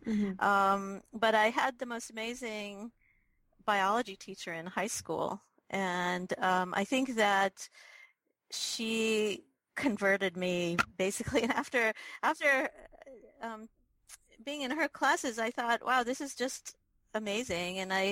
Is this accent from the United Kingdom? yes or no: no; Israel; moved away; also born or lived in New York; So I'm originally from Israel, and I mostly grew up in Israel, but my dad was in the Foreign Office, and so we actually traveled a lot as kids.